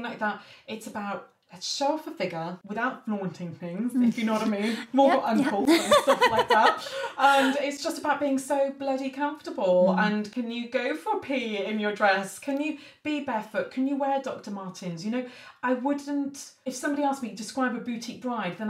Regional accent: Aberystwyth, Wales, United Kingdom; I'm a farmer's daughter, originally. Oh, yes, so I grew up in Aberystwyth

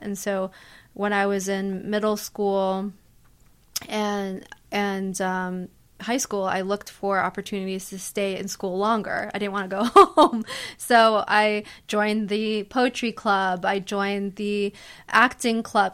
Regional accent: United States; also born or lived in Manhattan, New York City; I grew up in the tri-state area, thirty minutes out of the city

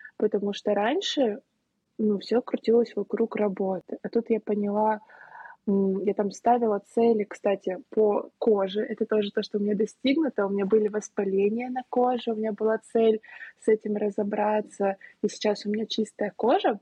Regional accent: Saint Petersburg, Russia; also born or lived in Moscow; Я живу в Москве уже три недели. Я сама из Петербурга.

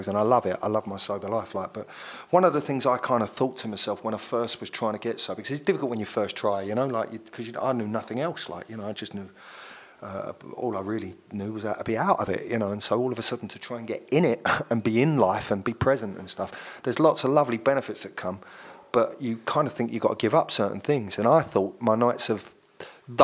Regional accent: London, United Kingdom; I'm from South London, you know. I grew up in kind of Kennington

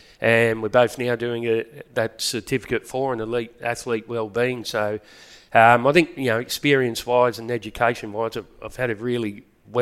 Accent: Shellharbour, New South Wales, Australia; moved away as an adult; also born or lived in Adelaide / Perth / Melbourne / Huddersfield; now in Mackay, Australia; Left my hometown of Shell Harbour and headed over to Adelaide.

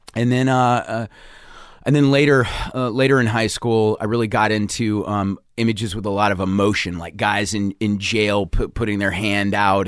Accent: Charleston, South Carolina, United States; moved away as an adult; also born or lived in Providence, Rhode Island; I grew up in Charleston, South Carolina

